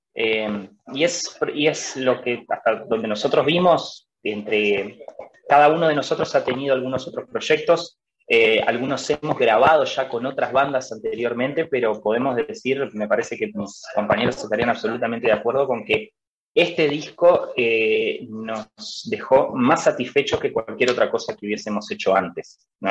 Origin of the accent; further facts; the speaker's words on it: Concordia, Entre Ríos, Argentina; somos todos de acá de, la ciudad de Concordia, nosotros somos de Entre Ríos